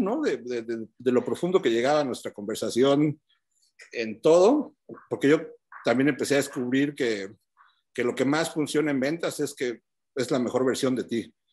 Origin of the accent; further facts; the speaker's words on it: Mexico City, Mexico; moved away as an adult; also born or lived in Denver, United States; now in United States; yo vengo de Chilangolandia